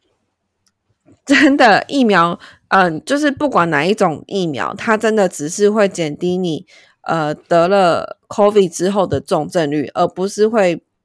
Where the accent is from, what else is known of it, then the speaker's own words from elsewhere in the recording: Taiwan; 我们就是台湾人